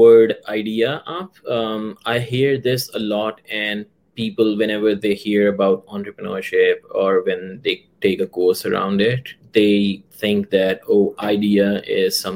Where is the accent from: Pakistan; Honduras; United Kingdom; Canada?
Pakistan; moved away; I come from Pakistan